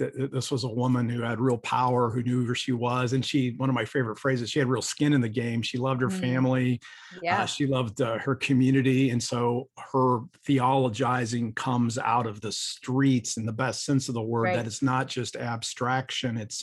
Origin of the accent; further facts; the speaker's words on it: Ohio, United States; I'm from Ohio, so I'm just a white guy from Ohio